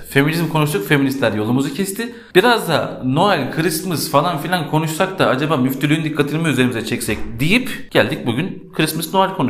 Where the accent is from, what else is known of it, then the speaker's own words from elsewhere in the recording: Turkey; biz Türküz.